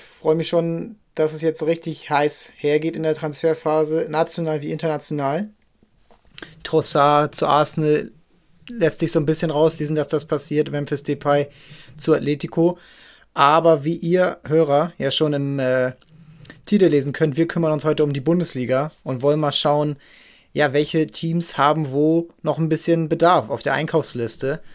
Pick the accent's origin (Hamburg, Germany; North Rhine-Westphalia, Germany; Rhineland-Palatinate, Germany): Hamburg, Germany; wir als Hamburger kennen ihn noch aus der Jugend hier vom HSV